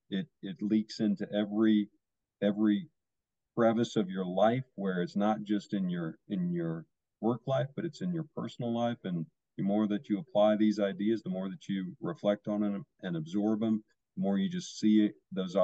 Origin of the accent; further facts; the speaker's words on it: California, United States; I grew up in Orange County.